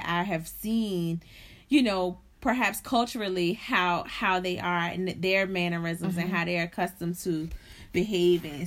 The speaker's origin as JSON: {"language": "English", "country": "United States", "said": "American black folks"}